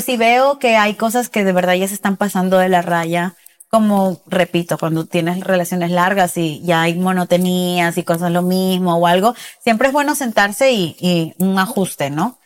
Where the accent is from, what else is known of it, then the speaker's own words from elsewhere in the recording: Peru; yo soy de Perú